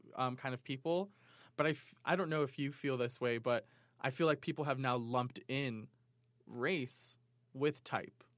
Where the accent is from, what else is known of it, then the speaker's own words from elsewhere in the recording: New York, United States; moved away as an adult; now in Provo, United States; Growing up in New York, I, I, they were, they were every types of people like